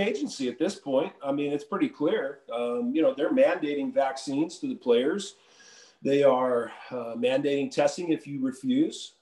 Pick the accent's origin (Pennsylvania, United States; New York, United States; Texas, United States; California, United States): California, United States; Southern; also born or lived in Utah / Moses Lake, Washington; I grew up in Southern California. I moved to Southern California when I was 10